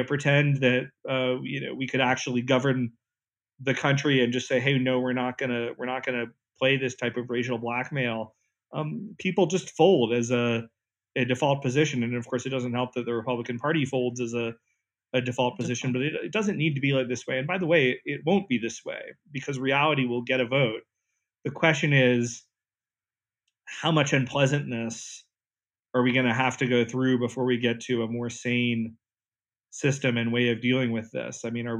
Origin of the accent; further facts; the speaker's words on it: Southeast, United States; And, you know, I'm from the Southeast, that's where I grew up.